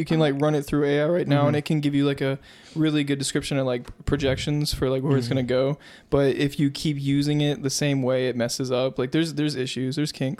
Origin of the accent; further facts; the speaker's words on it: Flint, Michigan, United States; moved away; That's my home state.